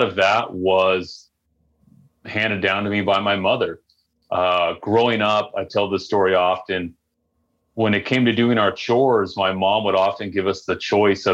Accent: Mapleton, Utah, United States; I grew up in Utah most of my life

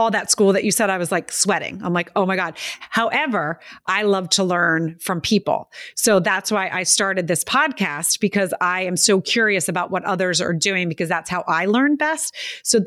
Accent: outside of Philadelphia, Pennsylvania, United States; moved away as an adult; now in New York City, United States; I grew up outside of Philadelphia, but I moved to New York City

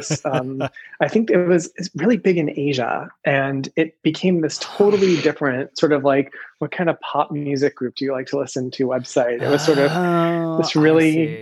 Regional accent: D.C., suburban Maryland, United States; I grew up outside of Washington, D.C. in suburban Maryland.

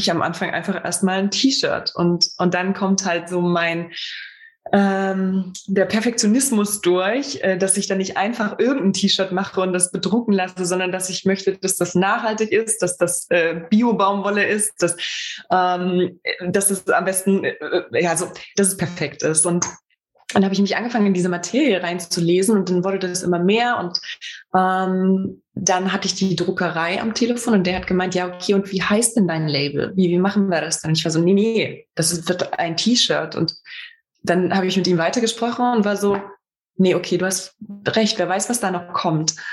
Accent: Thuringia, Germany; in Gera gedruckt, in meiner Heimat, in Thüringen.

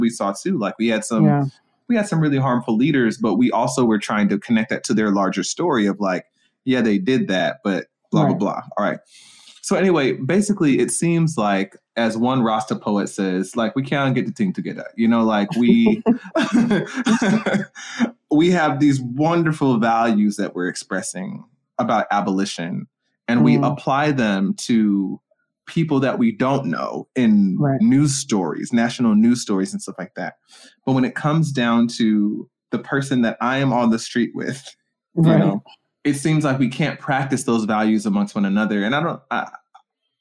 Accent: Stone Mountain, Georgia, United States; I grew up in Stone Mountain, you know, next to a Klansman

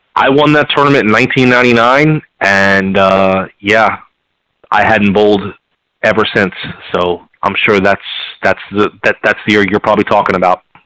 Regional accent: Northeast, United States; we're all from the Northeast

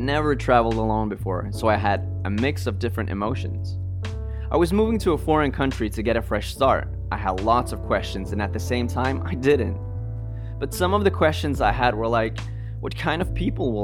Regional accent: Sweden; born or raised there; moved away as an adult; now in Riga, Latvia

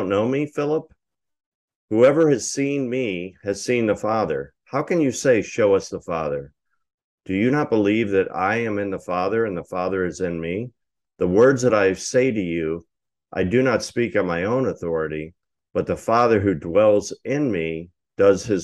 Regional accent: United States; we're Americans

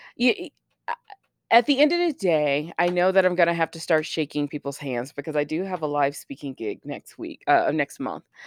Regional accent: United States; as an American

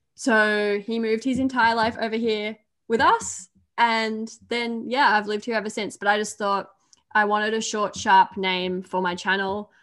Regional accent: Australia; accent: Aussie

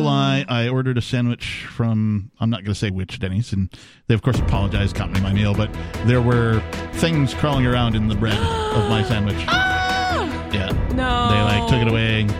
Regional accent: Wisconsin, United States; also born or lived in Minnesota / Seattle, Washington; now in New Hampshire, United States; I, you know, came out of Wisconsin

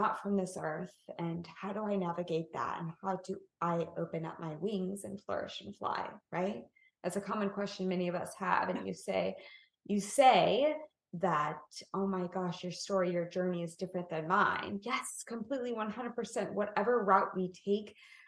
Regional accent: Kansas City, Missouri, United States; now in California, United States; Ah, I'm a Midwest girl too. I'm a Kansas City girl.

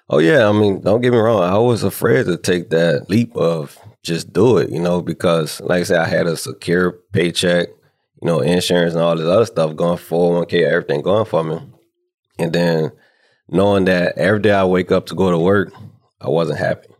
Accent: New Orleans, Louisiana, United States; moved away as an adult; now in Houston, United States; I was born and raised in New Orleans, Louisiana. And I moved to Houston right after I graduated from high school.

